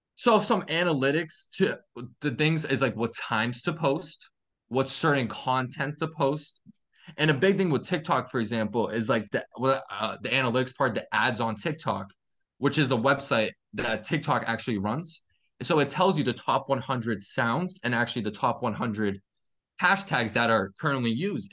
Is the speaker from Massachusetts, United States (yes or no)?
yes; Massachusetts, United States; I'm from Mass